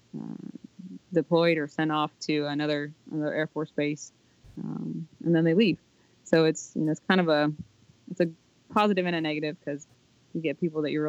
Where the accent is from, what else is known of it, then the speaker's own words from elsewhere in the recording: Ohio, United States; we're from Ohio, which is the heartland of America